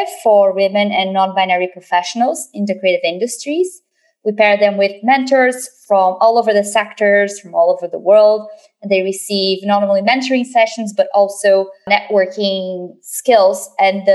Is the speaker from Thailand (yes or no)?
no; Brazil; moved away as an adult; now in London, United Kingdom; I grew up in Brazil, and my first company I set up there in 2010.